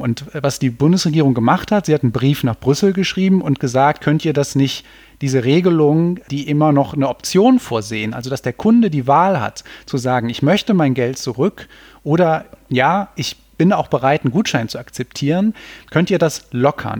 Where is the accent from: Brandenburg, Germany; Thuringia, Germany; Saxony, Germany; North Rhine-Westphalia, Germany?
North Rhine-Westphalia, Germany; Cologne; ich komme ja aus Köln, da gibt's diesen schönen Spruch, man kennt sich, man hilft sich